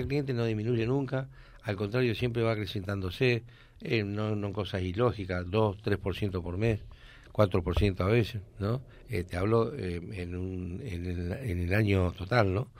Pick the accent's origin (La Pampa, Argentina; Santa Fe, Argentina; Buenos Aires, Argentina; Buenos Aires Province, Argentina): Santa Fe, Argentina; Reconquista; also born or lived in Córdoba; que me regrese a Reconquista